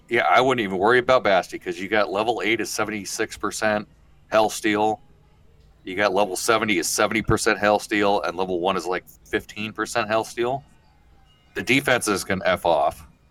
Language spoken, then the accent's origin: English; Midwest, United States; I'm from the Midwest